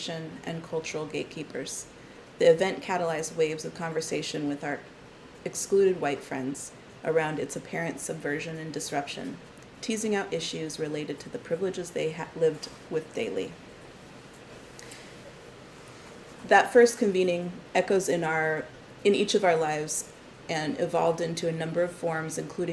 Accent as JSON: {"language": "English", "town": "Seattle", "region": "Washington", "country": "United States", "tie": "born or raised there", "moved": "yes", "lives_now": "Brooklyn, United States", "said": "I was born in Seattle and now live in Brooklyn"}